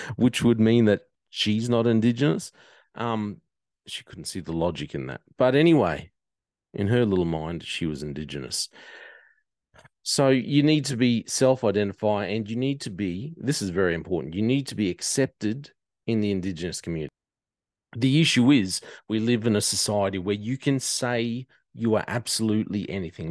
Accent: the Whitsundays, Queensland, Australia; I come from the Whitsundays. I'm accepted. I'm known. I'm known. Mother's known. Grandmother's known

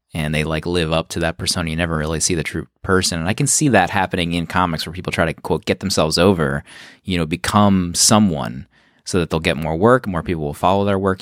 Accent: outside of Philadelphia, Pennsylvania, United States; I grew up right outside of Philadelphia

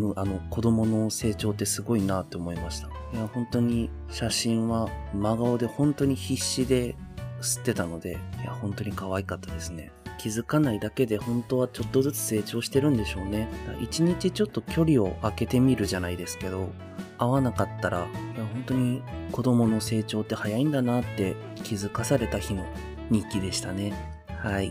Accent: Okinawa, Japan; now in Kanto, Japan; 沖縄から上京してきて今関東に住んでるんですけどなんで沖縄の両親と、まだあの弟が沖縄に住んでるので

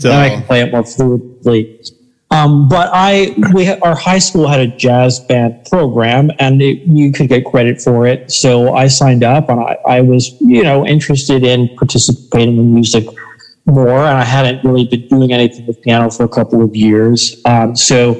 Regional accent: Southwest Florida, United States; Growing up in Florida, I grew up in Southwest Florida

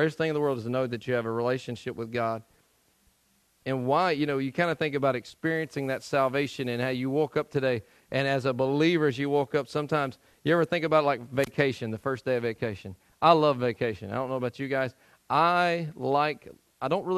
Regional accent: Tennessee, United States; moved away; I'm from Tennessee

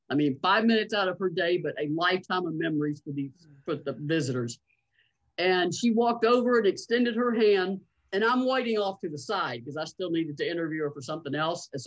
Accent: Massachusetts, United States; born there; I will be 60 this year. I was born in Massachusetts.

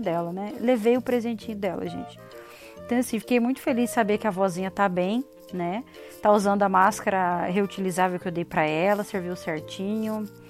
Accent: Paraná, Brazil; a gente aqui do sul, principalmente do Paraná

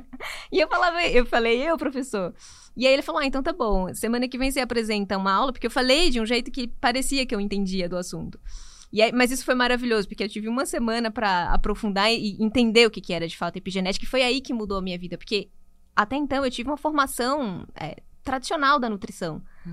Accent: Natal, Rio Grande do Norte, Brazil; moved away as an adult; now in São Paulo, Brazil; Eu sou de Natal, Rio Grande do Norte

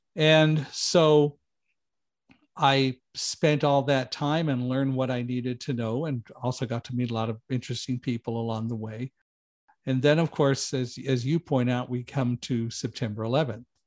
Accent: Palmdale, California, United States; moved away; I grew up in Palmdale, California

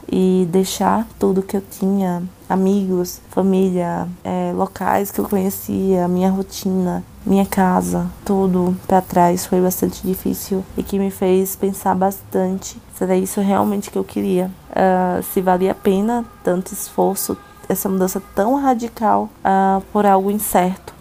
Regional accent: Aracaju, Sergipe, Brazil; moved away as an adult; now in São Paulo, Brazil; Eu sou natural de Aracaju, Sergipe. Uh, nasci e cresci na minha cidade

